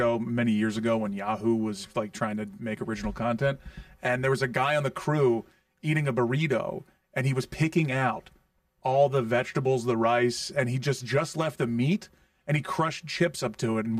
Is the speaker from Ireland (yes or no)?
yes; Ireland; No, I'm Irish.